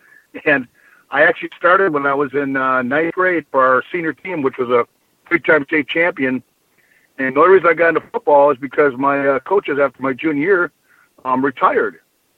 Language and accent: English; Bloomington, Minnesota, United States; also born or lived in Wisconsin / Iowa; I actually was born in Wisconsin, yeah. Moved to Minnesota when I was real young, lived on the east side of Bloomington, which was out by the old Mets Stadium where the Vikings played.